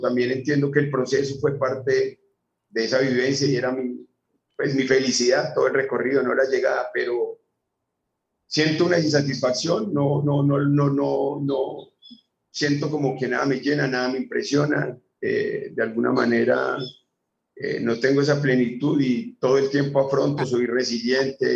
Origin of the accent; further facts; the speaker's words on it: Colombia; also born or lived in Medellín; de Colombia. Soy. Sí. Estoy en Medellín.